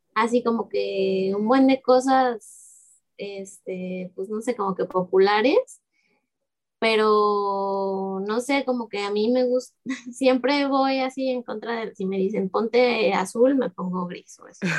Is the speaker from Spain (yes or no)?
no; Guadalajara, Jalisco, Mexico; moved away as an adult; also born or lived in Xalapa, Veracruz; now in Veracruz, Mexico; yo pues crecí en Guadalajara con mi familia